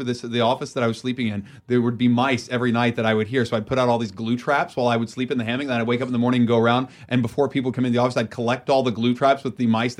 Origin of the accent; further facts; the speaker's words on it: Beckley, West Virginia, United States; Where I grew up in Beckley, West Virginia, I have yet to have a movie I've made play where I grew up.